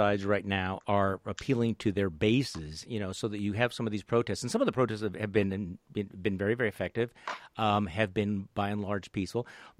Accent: Wisconsin, United States; I come from Wisconsin

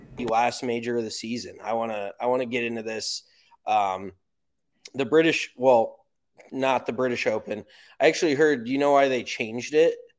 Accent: United States; I'm American

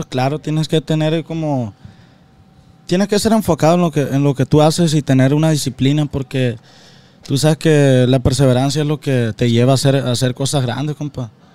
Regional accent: Guasave, Sinaloa, Mexico; somos de Guasave

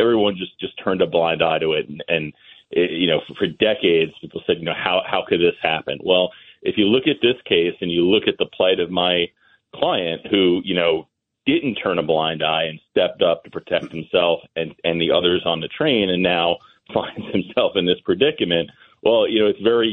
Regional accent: Massapequa, New York, United States; I grew up in Massapequa

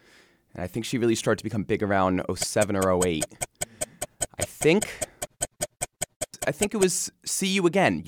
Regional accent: Connecticut, United States; moved away as an adult; now in Washington, D.C., United States; I'm originally from Connecticut and I've lived here since 2015.

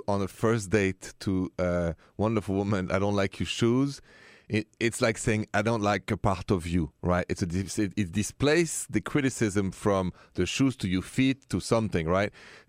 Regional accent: Paris, Île-de-France, France; now in United States; Well, I am from France. Je suis de la France. From Paris.

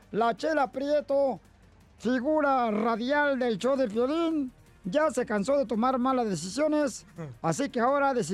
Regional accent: Michoacán, Mexico; Yo soy de Michoacán.

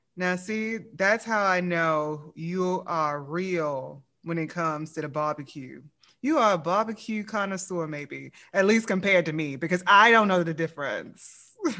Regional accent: Louisiana, United States; I'm from Louisiana

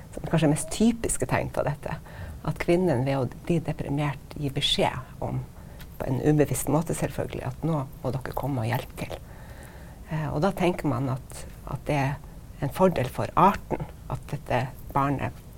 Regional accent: Stockholm, Stockholm County, Sweden; now in Norway; jeg er født i Stockholm, og min mor er svensk

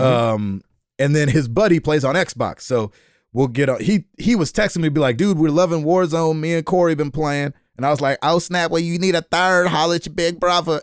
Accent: Nashville, Tennessee, United States; I'm from Nashville, Tennessee

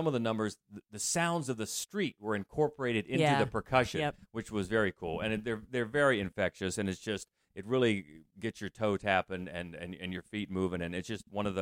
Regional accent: Southeast Ohio, United States; I grew up in Southeast Ohio

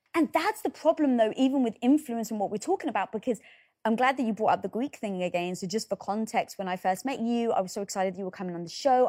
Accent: England, United Kingdom; moved away; I'm British, five foot one, right, from England

